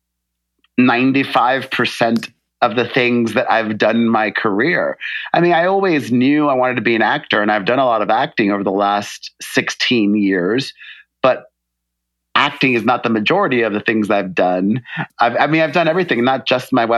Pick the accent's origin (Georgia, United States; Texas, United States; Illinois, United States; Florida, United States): Florida, United States; Miami; also born or lived in New York City; now in Los Angeles, United States; growing up in the 80s in Miami